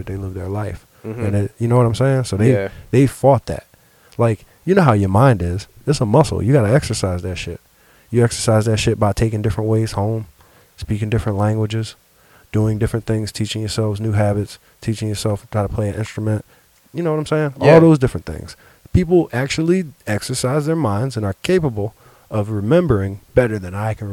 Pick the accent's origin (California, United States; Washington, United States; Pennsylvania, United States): Pennsylvania, United States; Philadelphia; I'm from Philly. I used to live around Temple